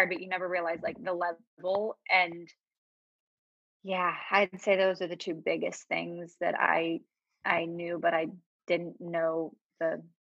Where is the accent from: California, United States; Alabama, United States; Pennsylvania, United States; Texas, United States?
Pennsylvania, United States; Pittsburgh; accent: Pittsburgh; I feel like my Pittsburgh accent is gone. I do say certain words that are Pittsburgh like Yinzer words, but I feel like I don't have the accent.